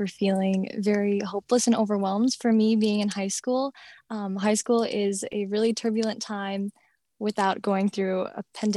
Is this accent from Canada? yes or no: no; Minnesota, United States; I'm from Minnesota